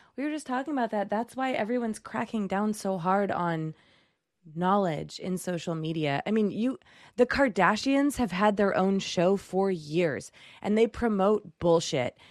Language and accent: English; Chelmsford, Massachusetts, United States; I'm from Chelmsford